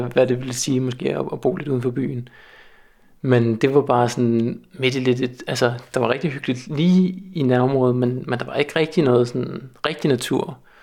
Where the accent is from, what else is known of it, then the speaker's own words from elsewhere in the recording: North Zealand, Capital Region of Denmark, Denmark; moved away as an adult; also born or lived in Copenhagen; now in Svendborg, Denmark; jeg havde boet i København i 10 år, og er sådan lidt for rundt omkring Nordsjælland